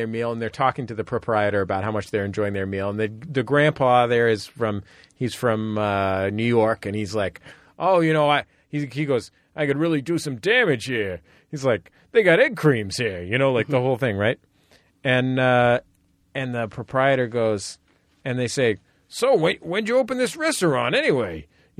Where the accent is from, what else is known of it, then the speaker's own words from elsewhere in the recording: United Kingdom; I'm actually British. I don't know if you knew that.